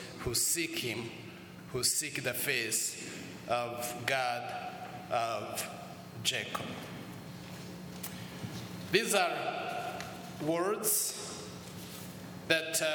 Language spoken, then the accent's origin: English; Rwanda; moved away as an adult; also born or lived in United States; We come from Rwanda and Shira Diocese